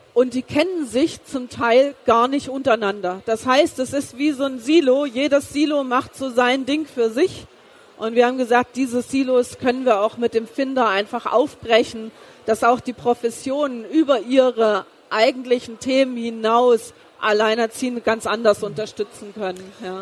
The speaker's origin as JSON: {"language": "German", "region": "East Germany", "country": "Germany", "tie": "born or raised there", "also_born_or_lived": "Karlsruhe", "moved": "yes", "said": "Ich bin ja geboren im Osten Deutschlands"}